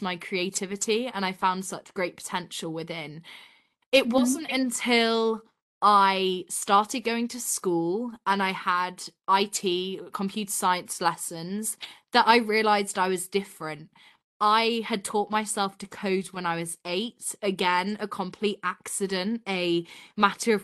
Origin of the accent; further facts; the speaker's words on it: Yorkshire and the Humber, United Kingdom; I'm based in Yorkshire in England. So up north in the countryside, such a beautiful area to grow up